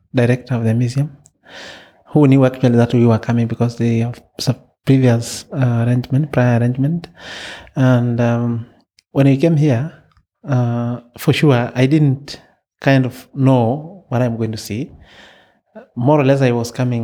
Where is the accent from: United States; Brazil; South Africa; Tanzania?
Tanzania; from Tanzania, Maasai community